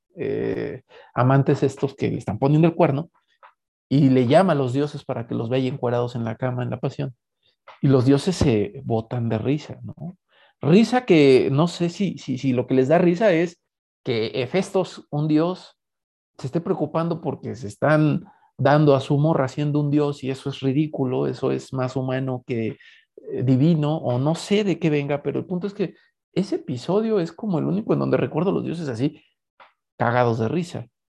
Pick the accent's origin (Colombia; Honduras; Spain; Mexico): Mexico; como mexicanos